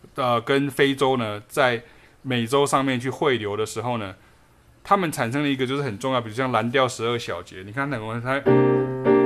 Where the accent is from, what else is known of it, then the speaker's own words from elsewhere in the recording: Taiwan; 我发挥我台湾人的这个本事